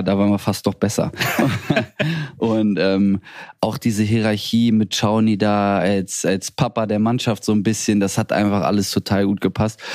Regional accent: Hanover, Lower Saxony, Germany; now in Bremen, Germany; aus Hannover, ist meine Heimat, meine Heimatstadt

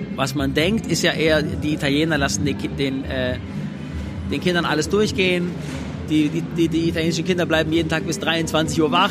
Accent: Swabia, Baden-Württemberg, Germany; Die zweite Mama, die ich habe, ist Deutschland, weil ich hier geboren bin

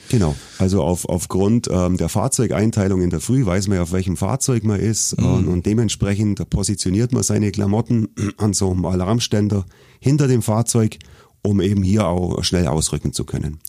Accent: Augsburg, Bavaria, Germany; Ich bin wirklich Ur-Augsburger, bin hier in Augsburg aufgewachsen

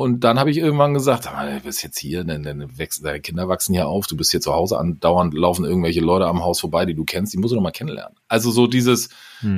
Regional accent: Hamburg, Germany; moved away as an adult; now in Rommerskirchen, Germany; du bist halt gebürtiger Hamburger

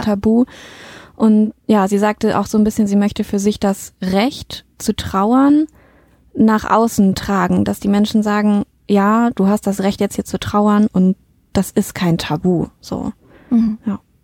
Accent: Mettmann, North Rhine-Westphalia, Germany; moved away; wir sind, äh, in meiner alten Heimat im, äh, Mettmann

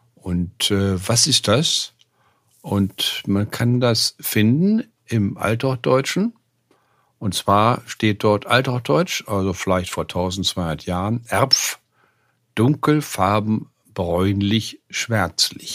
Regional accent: West Germany, Germany; moved away as an adult; also born or lived in Leipzig; als Wessi

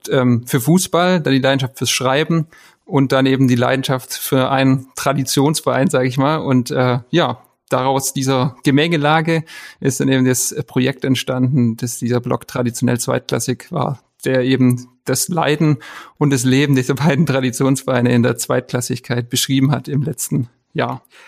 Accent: Esslingen, Baden-Württemberg, Germany; Ich bin äh, ja, gebürtiger Esslinger

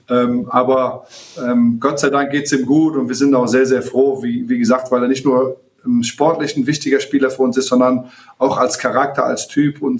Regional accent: Germany; für mich als, äh, als Marokkaner, marokkanische Abstammung, der in Deutschland groß geworden ist

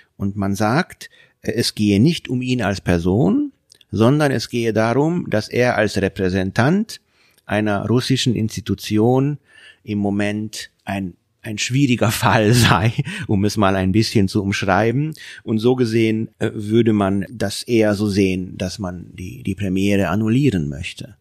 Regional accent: Hungary; now in Germany; aus meiner Heimat Ungarn

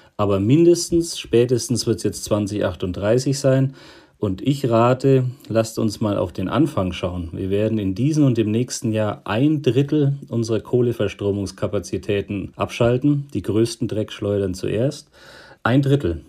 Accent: Bavaria, Germany; ich komme ja aus Bayern, einem Flächenland

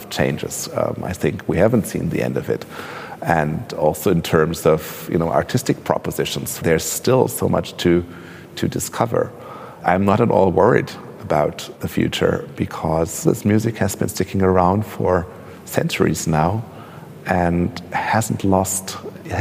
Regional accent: Braunschweig, Lower Saxony, Germany; now in Berlin, Germany; I grew up in Braunschweig, which also has a vibrant cultural life

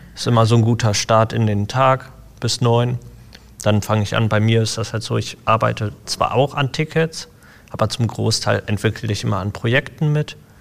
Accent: Essen, North Rhine-Westphalia, Germany; Ich bin hier in Essen groß geworden

